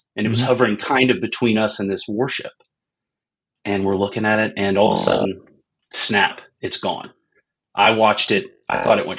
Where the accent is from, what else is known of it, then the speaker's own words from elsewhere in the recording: United States; growing up in America